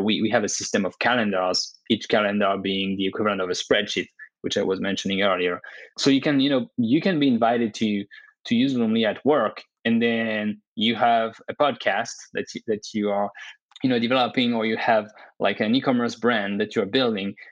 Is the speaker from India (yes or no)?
no; France; moved away as an adult; also born or lived in Dubai / Canada; now in United States; I was born and raised in France